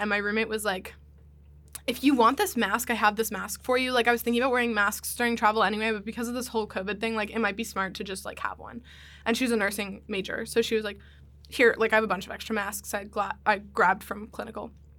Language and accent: English; Hershey, Pennsylvania, United States; Hershey, Pennsylvania.